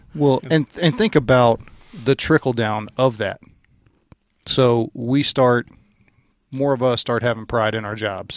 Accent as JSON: {"language": "English", "region": "Louisiana", "country": "United States", "tie": "born or raised there", "said": "I grew up in Louisiana"}